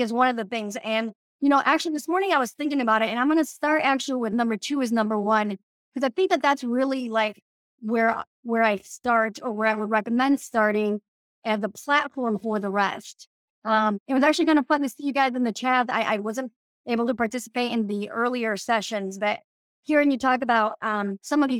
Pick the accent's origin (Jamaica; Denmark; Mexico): Mexico; also born or lived in Democratic Republic of the Congo; now in Minnesota, United States; I grew up in Mexico and I also lived in the Congo in Africa